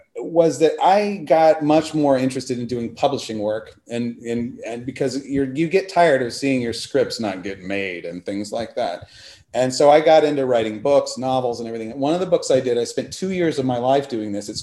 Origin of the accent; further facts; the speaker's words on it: Texas, United States; also born or lived in Fayetteville, Arkansas; we're from Texas